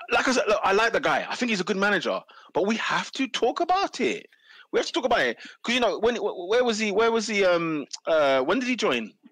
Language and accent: English; Wembley, London, United Kingdom; I'm from Wembley.